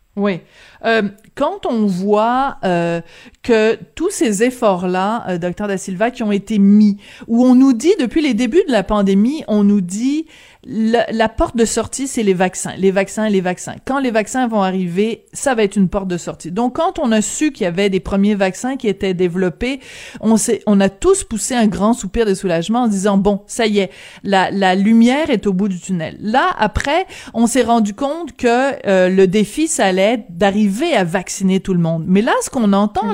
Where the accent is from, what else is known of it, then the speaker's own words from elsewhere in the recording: France; now in Canada; je suis née en France, mais de famille canadienne